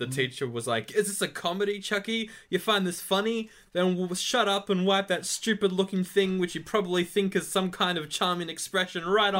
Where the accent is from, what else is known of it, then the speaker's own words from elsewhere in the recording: Australia; we're Australian